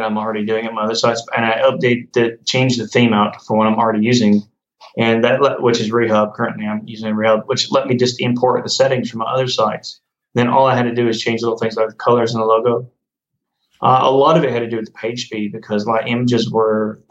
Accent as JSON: {"language": "English", "country": "United States", "said": "I'm American"}